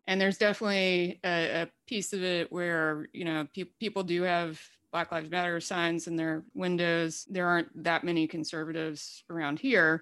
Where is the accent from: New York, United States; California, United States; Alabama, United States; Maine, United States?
Alabama, United States; rural; born or raised there; accent: deep accent; moved away as an adult; also born or lived in Durham, North Carolina